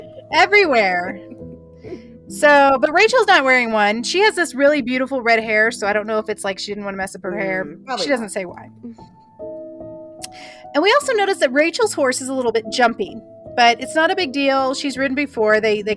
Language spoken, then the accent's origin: English; Midwest, United States; I'm from the Midwest